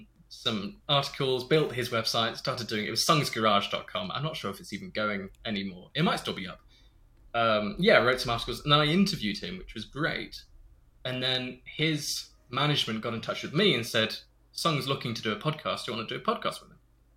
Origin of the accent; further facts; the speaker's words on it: Stratford-upon-Avon, West Midlands, United Kingdom; I grew up in Stratford-upon-Avon